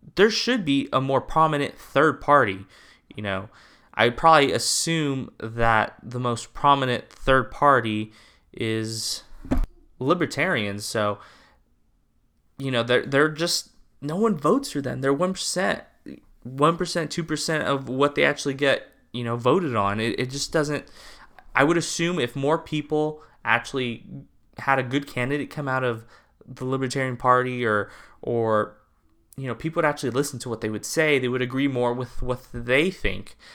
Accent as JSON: {"language": "English", "region": "California", "country": "United States", "said": "I'm from California"}